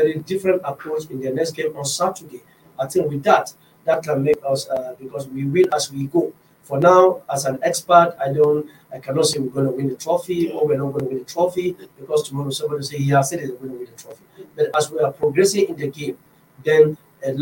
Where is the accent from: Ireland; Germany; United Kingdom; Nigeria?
Nigeria; as a Nigerian coach and as an assistant secretary of coaches in Nigeria